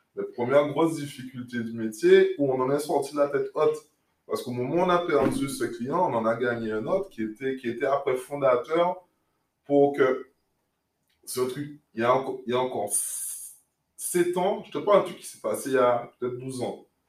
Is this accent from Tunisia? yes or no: no; Guadeloupe; moved away as an adult; also born or lived in Paris; J'ai grandi en Guadeloupe